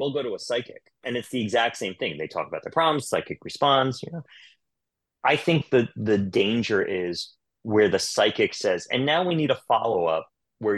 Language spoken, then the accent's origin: English; Long Island, New York, United States; I grew up in Long Island